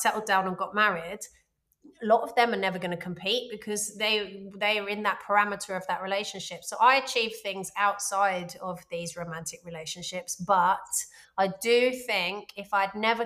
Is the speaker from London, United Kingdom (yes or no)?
yes; London, United Kingdom; I'm from London